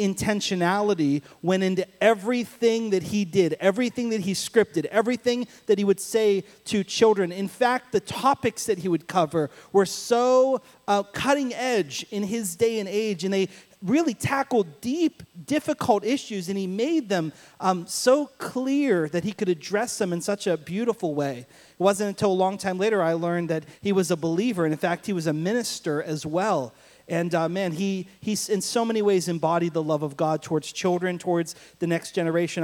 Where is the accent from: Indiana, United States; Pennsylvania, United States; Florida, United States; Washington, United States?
Pennsylvania, United States; Pittsburgh; moved away; I grew up in Pittsburgh, Pennsylvania